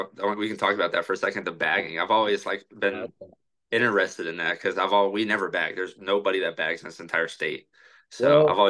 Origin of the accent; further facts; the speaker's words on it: Louisville, Kentucky, United States; also born or lived in Oregon; No, we're from Louisville.